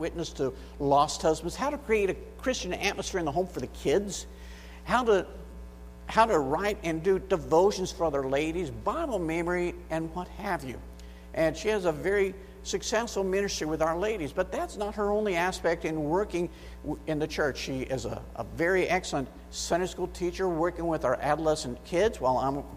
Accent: United States; accent: American; moved away as an adult; now in Brazil; getting past my American accent in Portuguese

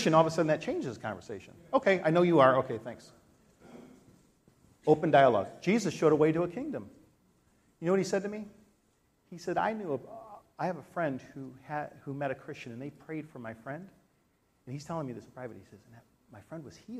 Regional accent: United States; The United States

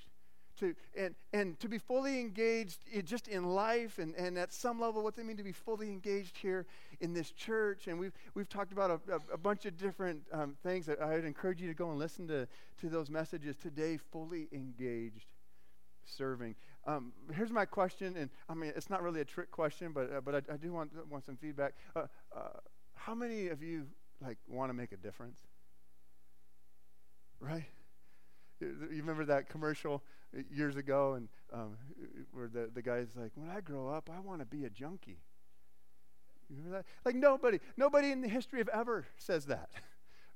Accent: Arizona, United States; I grew up in Arizona

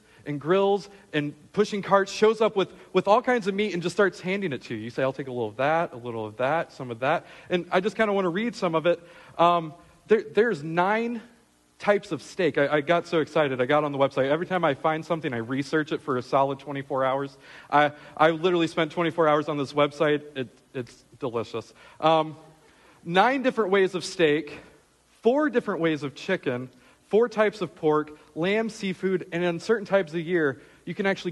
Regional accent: Michigan, United States; moved away; I'm from Michigan.

